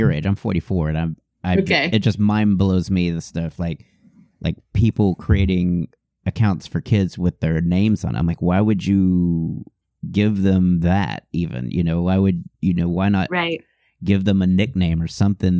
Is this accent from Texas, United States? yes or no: yes; Houston, Texas, United States; I grew up in Houston.